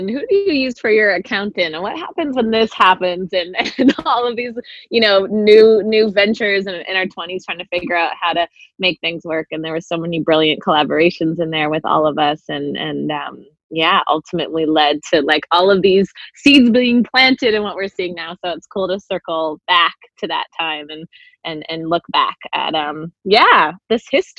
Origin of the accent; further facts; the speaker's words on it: North Vancouver, British Columbia, Canada; also born or lived in Winnipeg / Collingwood / Toronto; Well, I was born in Winnipeg, Manitoba, and then I moved to Collingwood, Ontario. First Toronto, and then Collingwood, and then back to Winnipeg for a year, back to Toronto for a year, moved to Vancouver when I was 9.